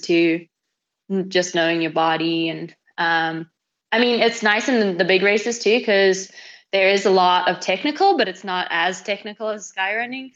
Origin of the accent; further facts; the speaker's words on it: Zimbabwe; also born or lived in Britain (family origin); now in Colorado, United States; I am from Zimbabwe.